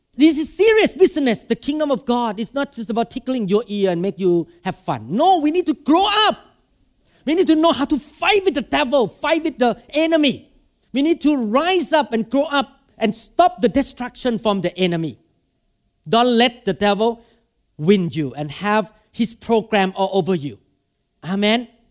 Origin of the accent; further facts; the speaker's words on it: Thailand; English is a second language; now in Seattle, United States; when I go to Thailand, I have one thousand people. Because I speak Thai.